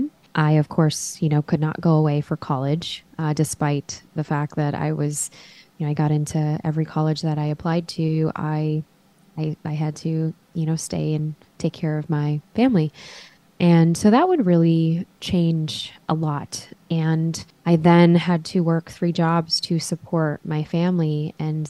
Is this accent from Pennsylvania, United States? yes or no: no; Chicago, Illinois, United States; we grew up in Chicago